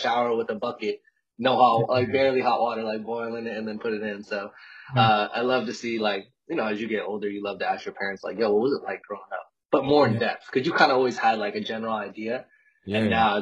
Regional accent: Westminster, California, United States; also born or lived in Albuquerque, New Mexico; I'm actually from Southern California, a city called Westminster. It's like 45 minutes out of L.A.

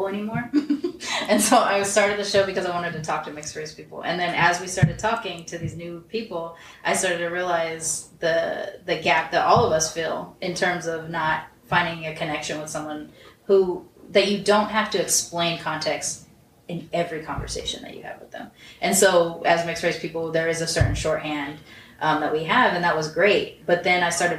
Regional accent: Long Beach, California, United States; Long Beach

